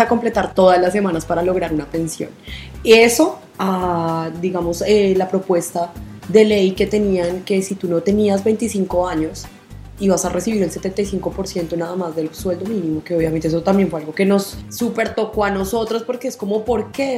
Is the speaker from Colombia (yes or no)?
yes; Colombia; now in Argentina; nosotros los colombianos